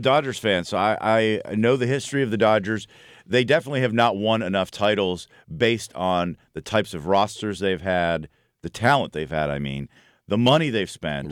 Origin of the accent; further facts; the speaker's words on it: Buffalo, New York, United States; I'm from Buffalo